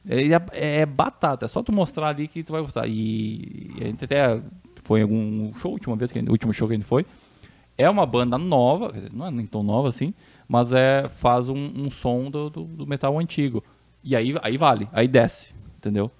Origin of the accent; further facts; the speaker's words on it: Santa Rosa, Brazil; da minha terra, lá na minha terrinha Santa Rosa